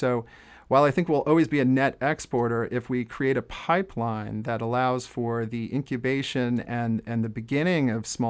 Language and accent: English; Jersey Shore, New Jersey, United States; now in Amherst, United States; I grew up on the Jersey Shore